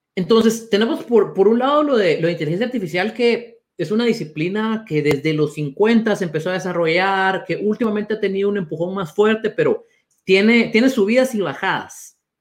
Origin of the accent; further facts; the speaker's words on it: Guatemala; los dos somos guatemaltecos